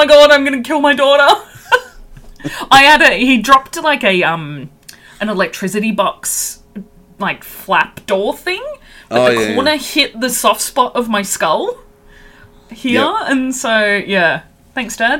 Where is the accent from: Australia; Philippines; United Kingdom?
Australia; as an Australian